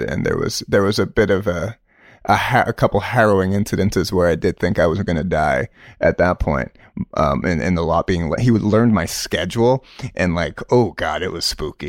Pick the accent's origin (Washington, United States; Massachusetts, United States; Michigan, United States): Massachusetts, United States; Stow; moved away as an adult; also born or lived in upstate New York; Stowe is, you know, is a, it's very, um, Irish Catholic community. Um, my schooling was, uh, a public school. This, uh, place called Neshoba Regional High School.